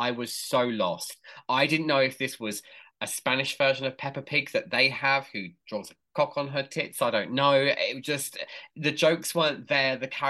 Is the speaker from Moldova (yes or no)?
no; England, United Kingdom; I'm English